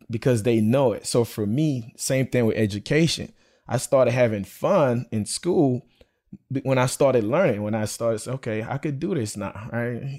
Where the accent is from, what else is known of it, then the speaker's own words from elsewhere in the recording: Belle Glade, Florida, United States; I'm a product of the public school education, um, growing up in Belglade.